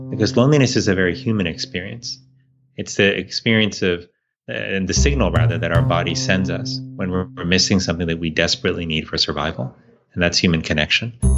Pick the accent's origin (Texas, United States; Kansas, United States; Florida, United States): Florida, United States; Miami; I grew up in Miami, Florida